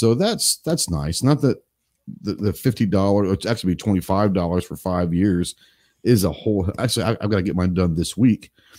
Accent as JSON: {"language": "English", "region": "Texas", "country": "United States", "moved": "yes", "said": "I'm from Texas, but I don't care at this point because I don't live there."}